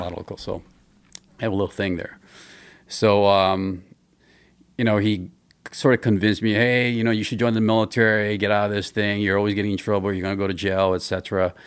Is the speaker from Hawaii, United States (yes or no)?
yes; Hawaii, United States; moved away as an adult; also born or lived in Philippines; I grew up in Hawaii.